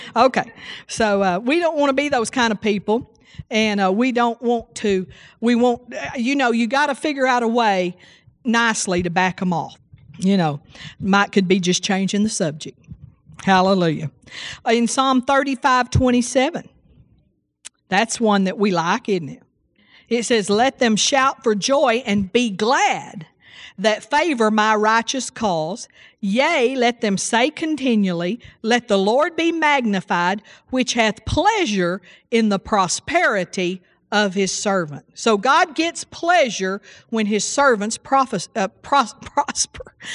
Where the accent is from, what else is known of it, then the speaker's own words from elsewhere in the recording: Seagraves, Texas, United States; I grew up in Seagraves, Texas, and it's 2,500 people